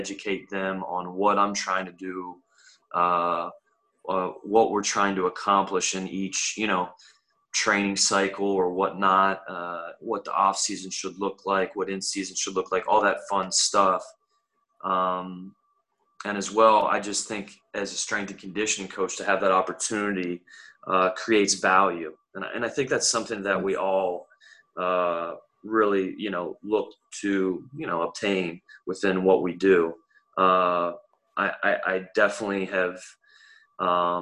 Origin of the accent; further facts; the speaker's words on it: Huntingdon, Pennsylvania, United States; moved away; I'm originally from Huntington, Pennsylvania, small rural town, about 35 minutes away from State College